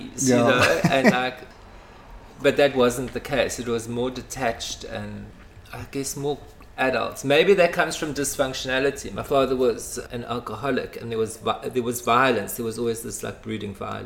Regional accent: Pietermaritzburg, KwaZulu-Natal, South Africa; now in Cape Town, South Africa; I was born in Pietermaritzburg.

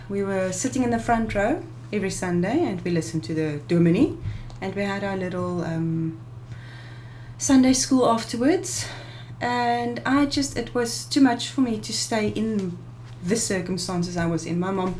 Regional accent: Robertson, Western Cape, South Africa; I am originally from Robertson.

